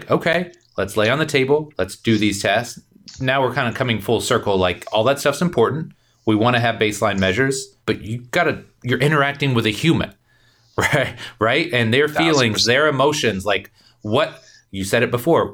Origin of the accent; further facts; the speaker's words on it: Indiana, United States; I came from Indiana